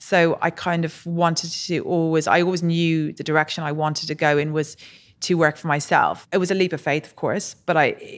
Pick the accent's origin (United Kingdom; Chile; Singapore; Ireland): Ireland; So I was born and raised in Ireland. My parents moved there probably early 70s, and then both myself and my brother were born there.